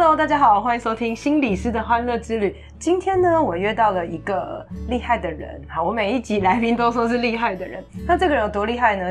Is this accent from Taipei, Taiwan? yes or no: yes; Taipei, Taiwan; 就我们是台北人哦